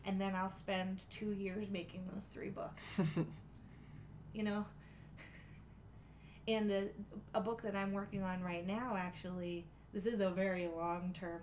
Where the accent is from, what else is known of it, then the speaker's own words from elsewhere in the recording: Choptank River, Eastern Shore, Maryland, United States; I grew up on the Choptank River and on the Eastern Shore